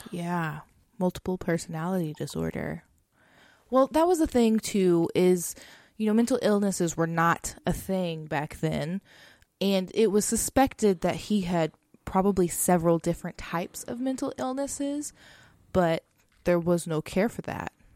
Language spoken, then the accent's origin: English; Texas, United States; we're from Texas